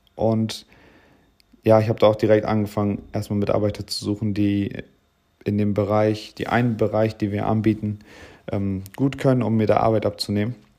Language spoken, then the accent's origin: German; Bremen, Germany; moved away as an adult; now in Oldenburg, Germany; Ich komme ursprünglich aus Bremen